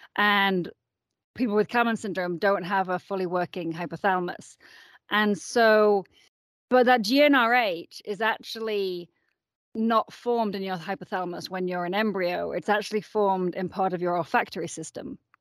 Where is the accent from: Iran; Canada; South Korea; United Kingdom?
United Kingdom; Yorkshire and the Humber; moved away as an adult; also born or lived in San Francisco, United States; now in Boulder, United States; I am originally from England. I was born in Yorkshire